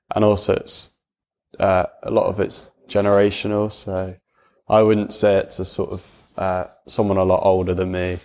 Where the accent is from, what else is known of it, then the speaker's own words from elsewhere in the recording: Gloucestershire, South West England, United Kingdom; I also went to a comprehensive school, um, in Cirencester, just, uh, fifteen minutes away from where I live.